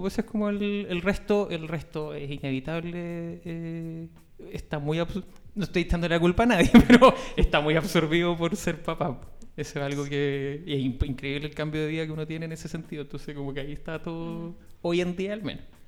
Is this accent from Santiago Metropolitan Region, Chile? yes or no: no; Valparaíso, Chile; yo eh, nací y me crié en Playante